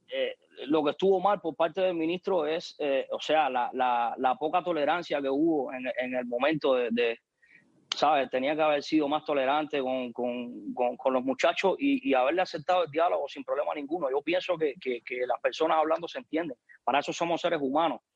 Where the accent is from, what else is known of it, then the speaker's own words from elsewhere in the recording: Cuba; en mi país sí existe una dictadura